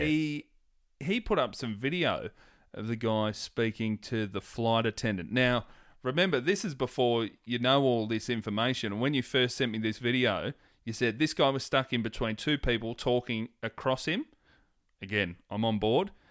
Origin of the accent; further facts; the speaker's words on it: Hoppers Crossing, Victoria, Australia; where I grew up in Hoppers